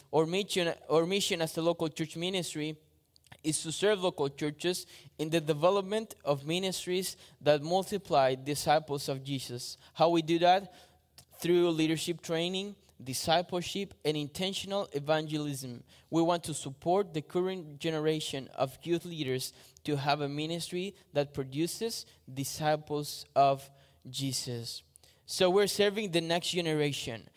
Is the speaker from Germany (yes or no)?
no; Chile; moved away as an adult; now in Australia; I am from Chile, South America.